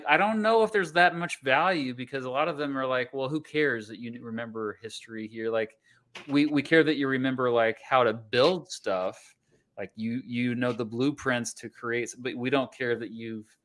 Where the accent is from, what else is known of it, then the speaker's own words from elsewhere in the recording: Wichita, Kansas, United States; I grew up just outside of Wichita.